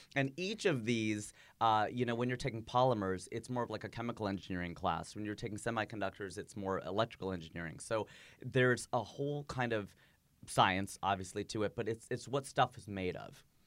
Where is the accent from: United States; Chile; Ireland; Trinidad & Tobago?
United States; also born or lived in Fairfield; now in Los Angeles, United States; my nationality is American, my ethnicity is Indian